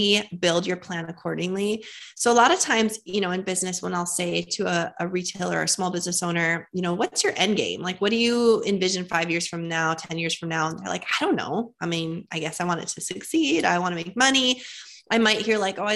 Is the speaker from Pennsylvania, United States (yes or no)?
no; Fargo, North Dakota, United States; moved away as an adult; now in Tennessee, United States; I was born and raised in Fargo, North Dakota